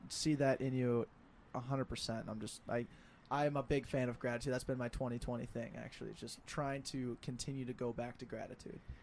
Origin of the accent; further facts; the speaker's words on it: Denver, Colorado, United States; moved away as an adult; now in Twin Cities, United States; I'm from Denver